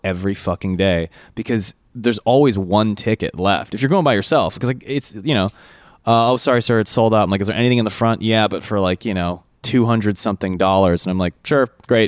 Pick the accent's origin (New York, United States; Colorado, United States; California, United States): California, United States; we're from California